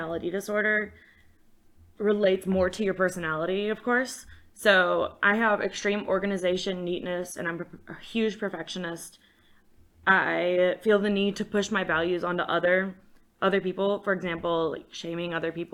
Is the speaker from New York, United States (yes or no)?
no; Hot Springs, Virginia, United States; I'm from Hot Springs, Virginia